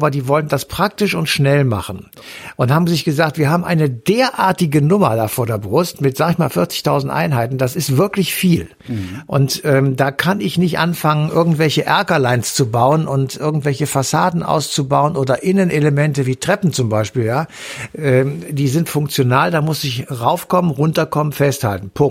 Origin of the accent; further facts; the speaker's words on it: West Germany, Germany; also für mich, ich bin ja Wessi, eine wirklich interessante Sache